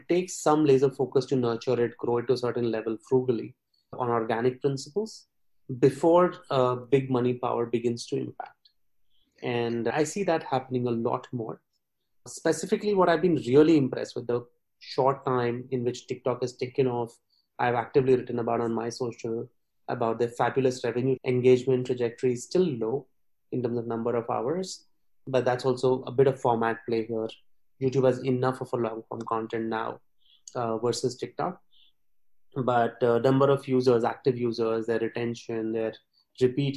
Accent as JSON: {"language": "English", "country": "India", "said": "we being a British colony"}